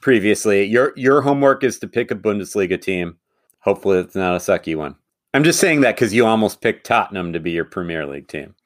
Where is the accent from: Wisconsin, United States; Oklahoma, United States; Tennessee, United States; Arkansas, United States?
Wisconsin, United States; Madison; moved away as an adult; now in Minnesota, United States; my hometown of Madison